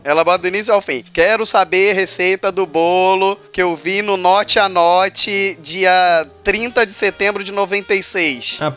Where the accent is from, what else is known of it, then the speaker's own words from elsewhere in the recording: Rio de Janeiro, Brazil; eu sou carioca